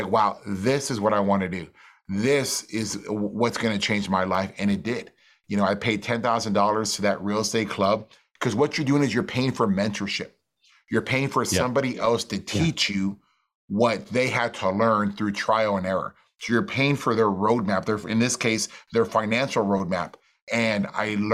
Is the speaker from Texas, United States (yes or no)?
yes; McAllen, Texas, United States; I'm from McAllen, Texas, which is a little border town down the valley